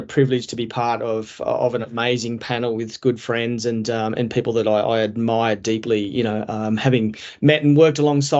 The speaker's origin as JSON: {"language": "English", "town": "Dubbo", "region": "New South Wales", "country": "Australia", "tie": "born or raised there", "said": "I'm a country guy as well, and born and bred in Dubbo"}